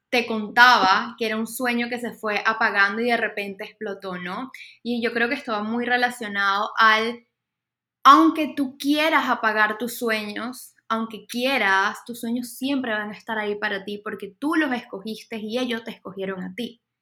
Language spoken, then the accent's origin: Spanish; Venezuela; moved away as an adult; Y no solo me mudé de Venezuela, sino que dejé muchas cosas que en ese momento no estaban funcionando